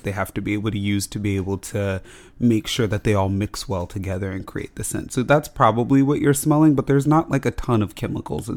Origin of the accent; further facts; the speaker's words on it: Las Vegas, Nevada, United States; We grew up in Las Vegas, so it was always like summer weather outside.